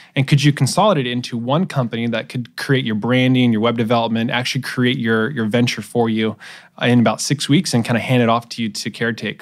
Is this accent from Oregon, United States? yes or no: yes; Portland, Oregon, United States; moved away as an adult; also born or lived in Santa Barbara, California / Davis, California; I'm originally from Portland, Oregon. Uh, grew up there until I was eighteen